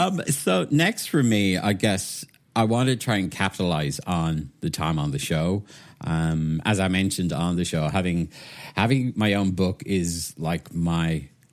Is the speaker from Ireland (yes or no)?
yes; Waterford, Munster, Ireland; moved away as an adult; now in United Kingdom; I'm originally from Waterford in Southeast Ireland, so most people know of it through Waterford Crystal, glass that's made. Sadly, it's not made there anymore. But yeah, I was born there, spent most of my life there, and then I moved to the UK